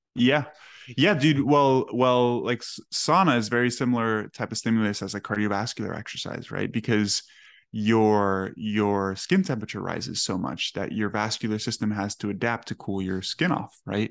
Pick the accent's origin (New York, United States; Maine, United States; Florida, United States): Florida, United States; Miami; I grew up in Miami